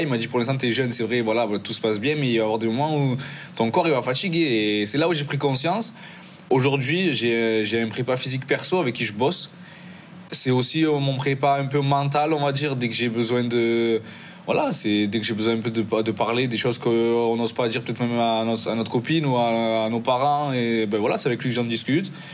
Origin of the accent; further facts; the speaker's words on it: Marseille, Provence-Alpes-Côte d'Azur, France; moved away as an adult; now in Italy; je suis né à Marseille